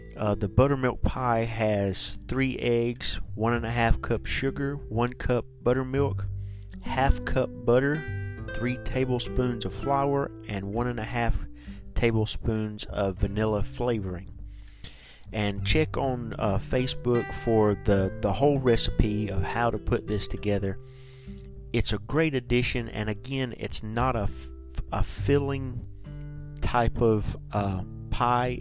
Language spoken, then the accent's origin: English; the South, United States; Now I'm from the South. We say pecan.